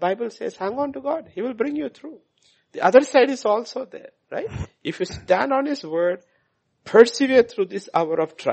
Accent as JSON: {"language": "English", "country": "India"}